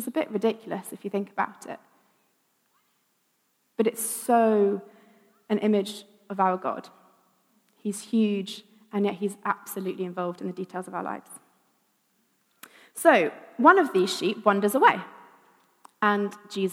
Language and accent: English; Wiltshire, South West England, United Kingdom; I grew up in Wiltshire, lots of fields